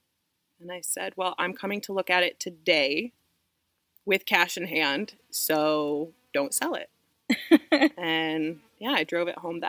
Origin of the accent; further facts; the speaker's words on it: Indiana, United States; moved away as an adult; I'm originally from Indiana. I grew up on a homesteading farm there